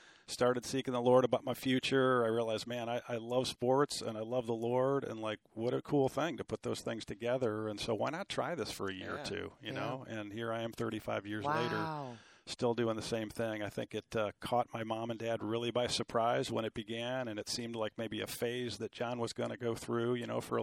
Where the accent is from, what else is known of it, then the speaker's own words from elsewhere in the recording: Cleveland, Ohio, United States; I grew up in Cleveland, Ohio, in a family of five kids